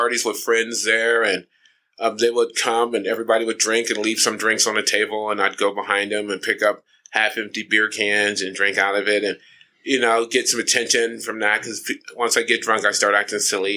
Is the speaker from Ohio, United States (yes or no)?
yes; Ohio, United States; now in California, United States; I'm from Ohio originally